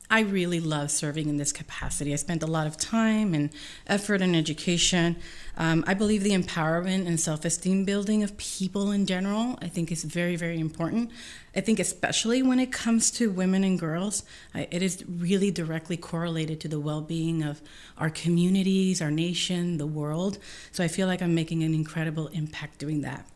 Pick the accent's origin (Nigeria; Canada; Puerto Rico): Puerto Rico; now in Columbia, Missouri, United States